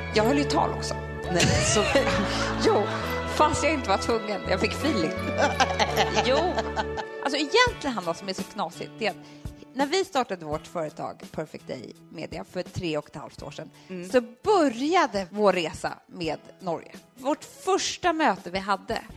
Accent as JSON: {"language": "Swedish", "country": "Sweden", "also_born_or_lived": "Södermalm, Stockholm", "said": "vi är från Sverige"}